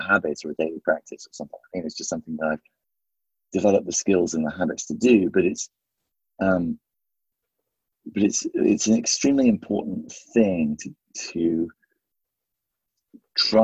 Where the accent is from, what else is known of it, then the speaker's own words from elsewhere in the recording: just outside Leicester, East Midlands, United Kingdom; now in New York, United States; I grew up just outside Leicester